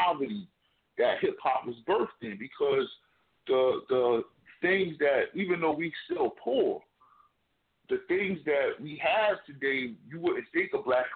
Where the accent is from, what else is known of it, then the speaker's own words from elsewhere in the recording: New Jersey, United States; I'm from Jersey